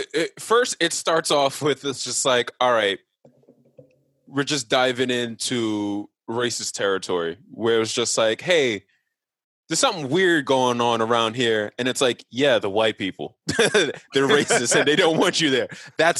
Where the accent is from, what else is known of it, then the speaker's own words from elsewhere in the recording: Forest Hills, New York, United States; Yeah, I'm from Forest Hills.